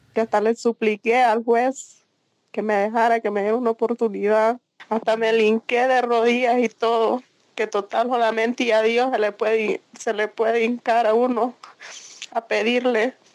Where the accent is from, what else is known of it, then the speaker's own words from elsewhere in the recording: San Pedro Sula, Cortés, Honduras; moved away as an adult; also born or lived in San Luis, Santa Bárbara, Honduras; nací en San Luis, Santa Bárbara. Mi mamá me llevó recién nacida para San Pedro